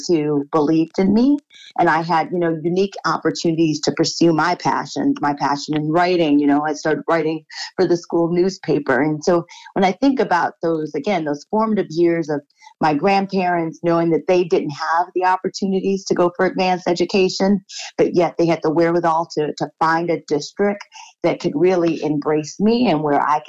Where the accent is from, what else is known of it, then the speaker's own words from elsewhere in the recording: Beach Park, Illinois, United States; I grew up in a town, it's a village, it's called Beach Park, Illinois